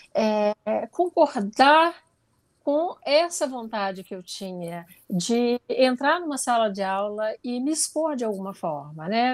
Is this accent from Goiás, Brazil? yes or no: yes; interior of Goiás, Brazil; eu sou do interior de Goiás e na minha infância eu não tinha nem televisão na minha casa